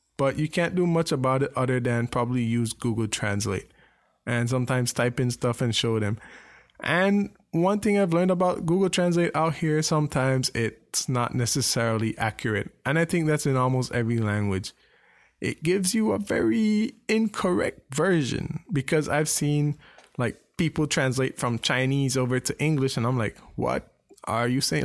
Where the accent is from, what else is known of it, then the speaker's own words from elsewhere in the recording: Belize; moved away; growing up in Belize